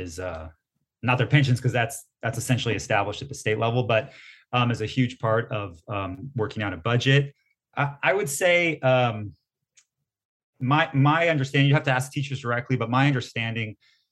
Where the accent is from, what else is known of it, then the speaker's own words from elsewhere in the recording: San Diego, California, United States; I'm born and raised in San Diego